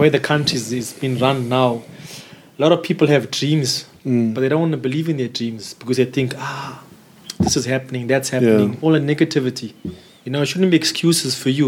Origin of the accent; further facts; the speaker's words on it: South Africa; moved away; also born or lived in Germany; my home country